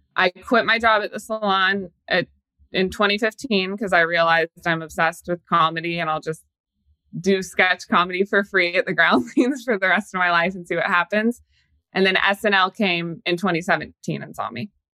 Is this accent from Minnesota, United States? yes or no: no; Kansas City, Missouri, United States; now in New York, United States; I am from Kansas City.